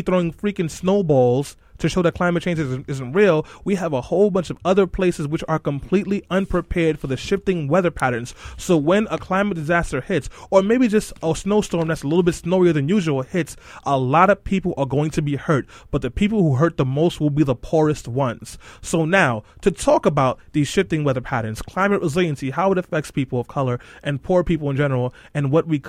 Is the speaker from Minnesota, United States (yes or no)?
no; New York City, New York, United States; I grew up over there in East New York, Brooklyn.